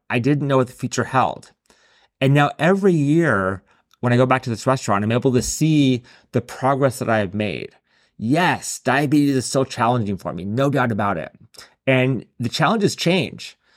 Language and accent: English; San Diego, California, United States; my hometown of San Diego